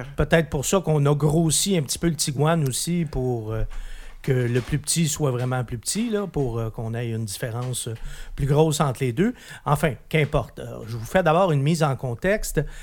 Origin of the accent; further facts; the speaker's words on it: Quebec, Canada; chez nous, au Québec, on l'aimait beaucoup